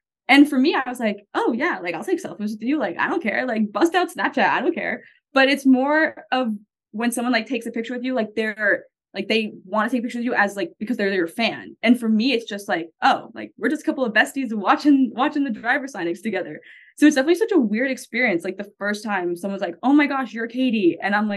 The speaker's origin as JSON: {"language": "English", "area": "Long Island", "region": "New York", "country": "United States", "tie": "born or raised there", "also_born_or_lived": "Naples, Florida / Miami, Florida", "accent": "Long Island Italian", "moved": "yes", "lives_now": "Indiana, United States", "said": "I'm not even from Jersey, but the New York, like specifically Long Island, how everyone like makes fun of my accent. Long Island Italian, like I'm not even Italian at all, but my entire town was."}